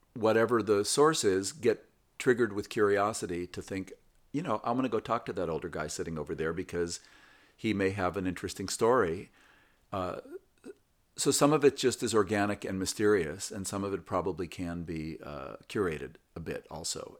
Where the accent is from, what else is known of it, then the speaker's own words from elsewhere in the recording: West Coast, United States; growing up on the West Coast in the sixties